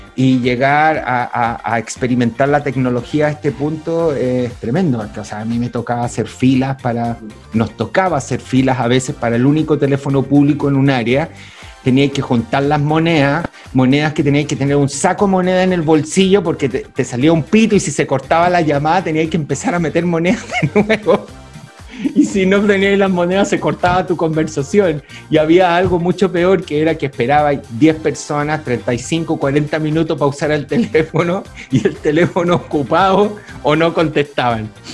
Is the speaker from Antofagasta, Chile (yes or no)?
no; Santiago, Santiago Metropolitan Region, Chile; en todas las poblas donde yo me crié, por lo menos en San Miguel, en Panificador y Molinero